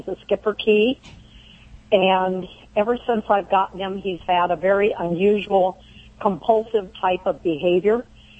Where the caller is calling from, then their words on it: Laurel Bay, California, United States; Laurel Bay, California.